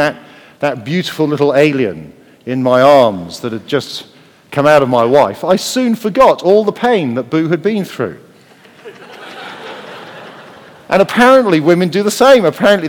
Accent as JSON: {"language": "English", "region": "Wales", "country": "United Kingdom", "said": "I'm Welsh"}